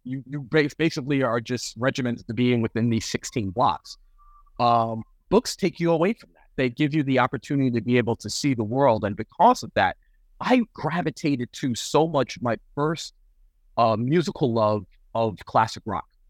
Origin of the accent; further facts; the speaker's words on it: New York City, New York, United States; also born or lived in Western Massachusetts; now in Fresno, United States; Bronx born and raised